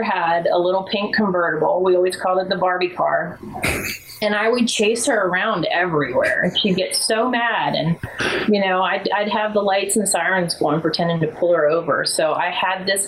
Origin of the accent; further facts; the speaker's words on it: Bozeman, Montana, United States; now in Culpeper, United States; I grew up in Bozeman, Montana.